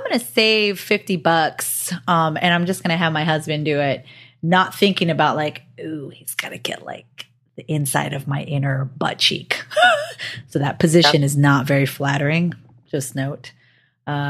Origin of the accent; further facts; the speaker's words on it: Hawaii, United States; I'm from Hawaii.